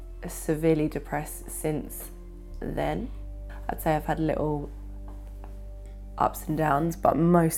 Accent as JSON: {"language": "English", "town": "Chigwell", "region": "East of England", "country": "United Kingdom", "said": "I am 22 years old and I'm from Chigwell."}